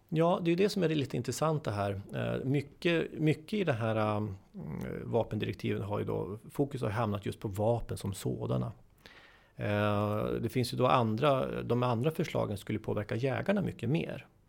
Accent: Sweden; jag då som svensk jurist

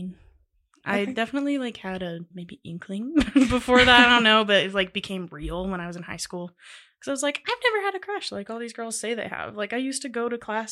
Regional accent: Georgia, United States; I'm from Georgia

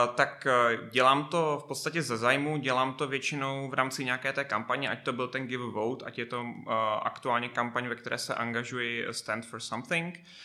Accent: Prague, Czechia; já jsem Pražák

